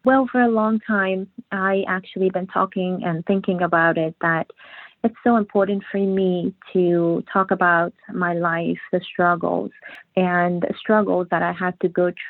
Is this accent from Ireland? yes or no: no; Afghanistan; It was very difficult. You know, sometimes even telling this story, even writing the book, it was very emotional time for me. It was like a nightmare thinking about all that stuff. In Afghanistan